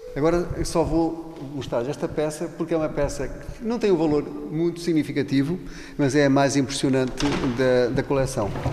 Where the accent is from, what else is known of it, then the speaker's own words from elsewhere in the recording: Miranda do Douro, Bragança District, Portugal; Na casa onde eu nasci, numa aldeia de Miranda do Douro, do Conselho de Miranda do Douro